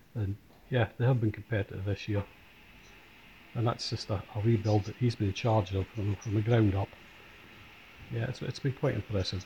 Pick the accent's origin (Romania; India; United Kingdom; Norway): United Kingdom; Scotland; we are Scottish